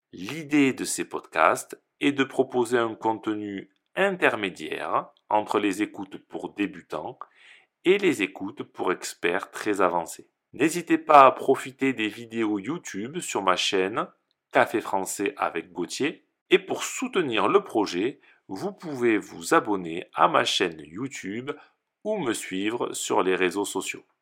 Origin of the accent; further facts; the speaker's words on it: France; je suis français et professeur de français